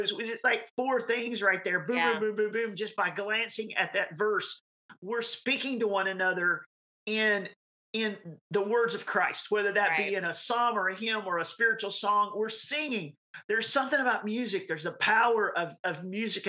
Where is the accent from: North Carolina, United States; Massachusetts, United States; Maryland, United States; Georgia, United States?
North Carolina, United States; I grew up in North Carolina.